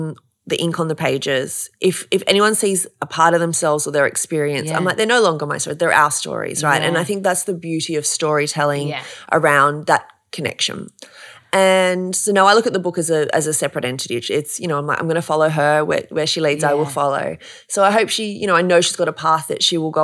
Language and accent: English; Australia; moved away; also born or lived in New York; as an Australian